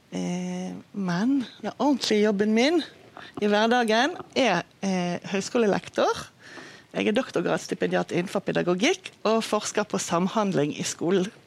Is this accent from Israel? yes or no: yes; Israel; accent: Bergen dialect; Norwegian is a second language; moved away as an adult; now in Bergen, Norway; Jeg kommer fra Israel og har bodd i Norge i ja, over 30 år